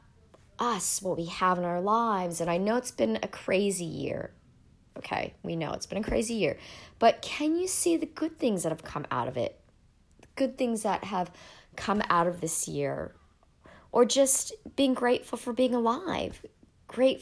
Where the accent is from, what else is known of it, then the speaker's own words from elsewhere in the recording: United States; now in Sydney, Australia; I'm actually an American living in Australia